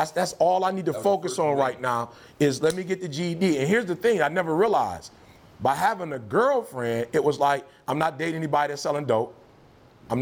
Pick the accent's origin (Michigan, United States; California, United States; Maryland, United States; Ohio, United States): Michigan, United States; Detroit; also born or lived in Alabama; I'm from Detroit